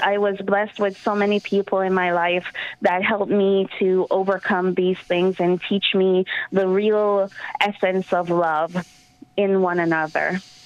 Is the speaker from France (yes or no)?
no; Jamaica; now in New York, United States; I'm from Jamaica, Yemen, the island of Jamaica, and I've been on my own since I was 14